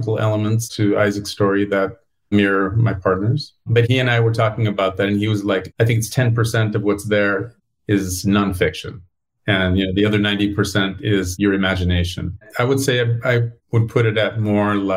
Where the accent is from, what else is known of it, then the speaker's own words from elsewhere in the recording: Los Angeles, California, United States; moved away as an adult; the country or the state where I was born. And you know, I'm a Californian. I'm a Los Angelino